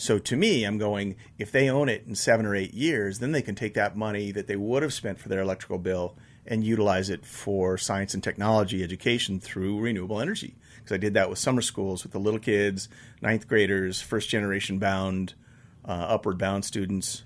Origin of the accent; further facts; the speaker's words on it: Buena Vista, Colorado, United States; I grew up in Buena Vista, and if you're from there, it's Buena Vista, I know. Um, but my mom moved up there with one of my stepdads back in sixty-eight, I guess. I was just in fifth grade.